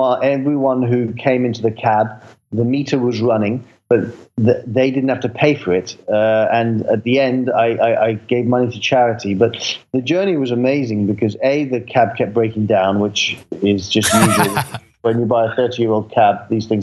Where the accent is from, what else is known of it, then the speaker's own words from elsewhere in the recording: London, United Kingdom; I grew up in London